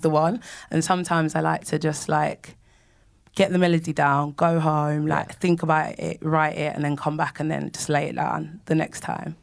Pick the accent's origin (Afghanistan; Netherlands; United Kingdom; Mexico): United Kingdom; London; moved away as an adult; now in Nottingham, United Kingdom; I grew up in Manor Park in East London